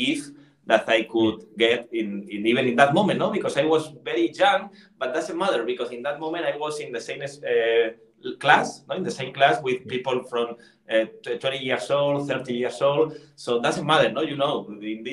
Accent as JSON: {"language": "English", "town": "Madrid", "region": "Community of Madrid", "country": "Spain", "tie": "born or raised there", "second_language": "English", "said": "I am from Spain"}